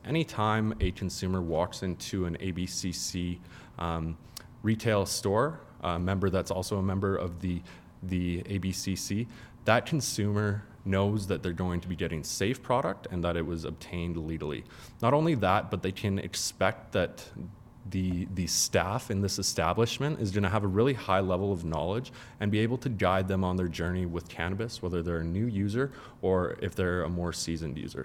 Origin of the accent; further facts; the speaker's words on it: Calgary, Alberta, Canada; also born or lived in Ontario; I grew up in Calgary.